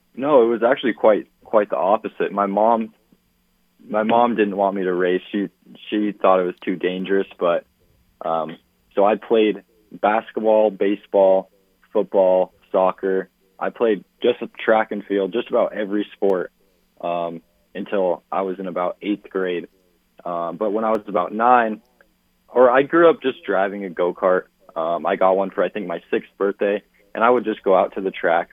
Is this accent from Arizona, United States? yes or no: yes; Phoenix, Arizona, United States; Phoenix, my hometown